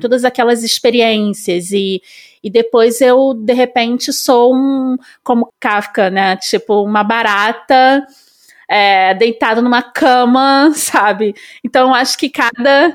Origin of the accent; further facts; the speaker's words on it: Rio de Janeiro, Brazil; accent: carioca; also born or lived in São Paulo; nasci no subúrbio do Rio, como eu falei antes. É, sou super carioca, eu acho que não dá nem para perceber pelo meu sotaque.